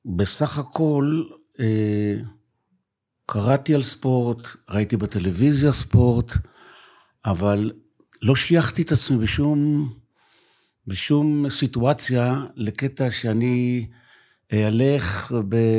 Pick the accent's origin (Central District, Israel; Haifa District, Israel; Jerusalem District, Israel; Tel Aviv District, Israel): Haifa District, Israel; Yagur; אה, אני בן יגור